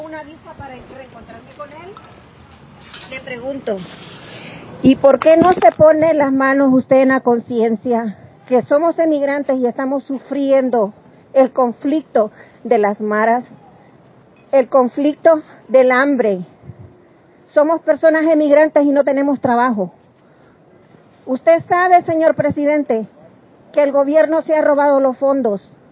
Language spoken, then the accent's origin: Spanish; El Salvador; moved away; soy emigrante, soy de El Salvador. Salí en 1980